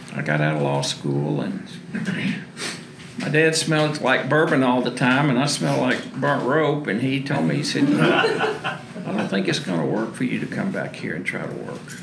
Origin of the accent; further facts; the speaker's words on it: Waco, Texas, United States; I was born in Waco in 1948